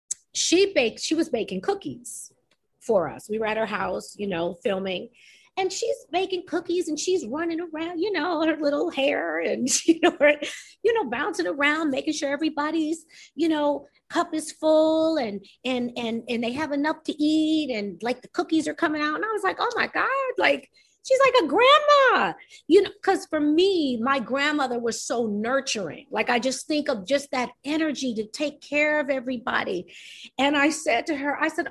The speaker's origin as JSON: {"language": "English", "region": "New York", "country": "United States", "said": "I'm New York"}